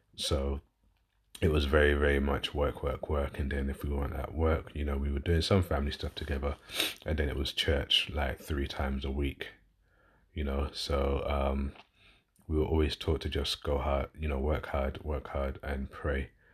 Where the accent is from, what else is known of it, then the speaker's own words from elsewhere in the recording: London, United Kingdom; accent: southern; now in West Yorkshire, United Kingdom; I'm originally a southerner, so I'm from London originally, as you can tell by my accent, but I live up north in West Yorkshire